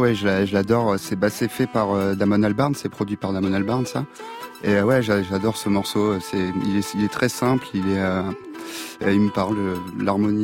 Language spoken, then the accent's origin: French; Île de Ré, Nouvelle-Aquitaine, France; je viens de, de l'île de Ray